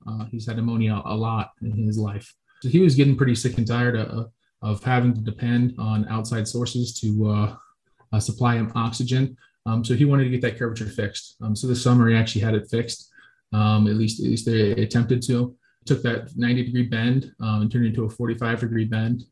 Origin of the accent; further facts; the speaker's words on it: Florida, United States; moved away as an adult; we're from Florida